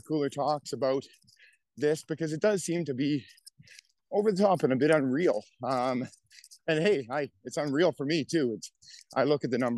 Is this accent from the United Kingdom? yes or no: no; Calgary, Alberta, Canada; my hometown of Calgary, Alberta.